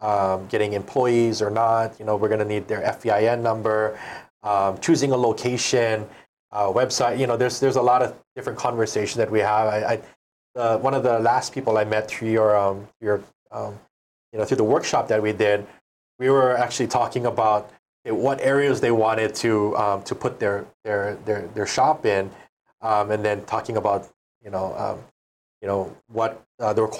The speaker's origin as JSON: {"language": "English", "area": "the Big Island", "region": "Hawaii", "country": "United States", "said": "I'm from the Big Island originally."}